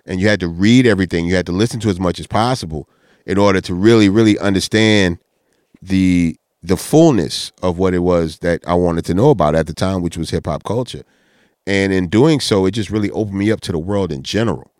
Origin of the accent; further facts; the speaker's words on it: Texas, United States; we were from Texas